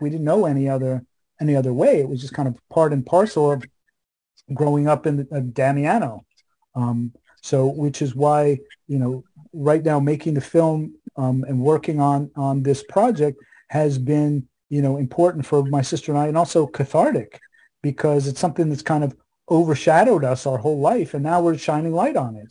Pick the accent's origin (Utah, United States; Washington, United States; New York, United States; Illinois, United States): New York, United States; New York City; also born or lived in Fort Myers, Florida; we're from Queens, New York